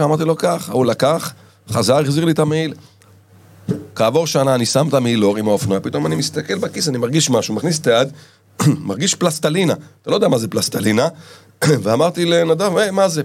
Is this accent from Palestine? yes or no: no; Israel; וגדלתי בקיבוץ